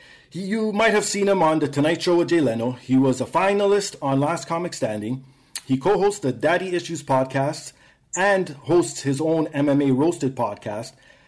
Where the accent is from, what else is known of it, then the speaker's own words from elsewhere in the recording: Canada; I'm a Canadian.